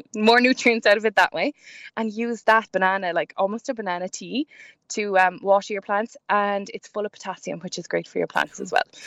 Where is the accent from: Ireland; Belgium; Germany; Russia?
Ireland; we're all Irish